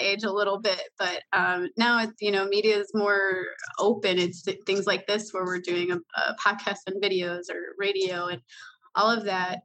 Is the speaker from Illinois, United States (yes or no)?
yes; Chicago, Illinois, United States; moved away as an adult; now in Wisconsin, United States; I was actually a Chicago native